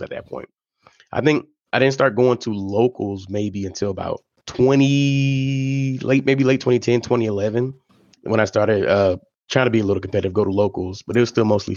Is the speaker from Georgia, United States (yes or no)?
yes; Jonesboro, Georgia, United States; also born or lived in Michigan / Warner Robins, Georgia; I've lived majority of my life in Georgia. I lived in a town called Jonesboro, Georgia, which in the metro Atlanta area is like outside of Atlanta.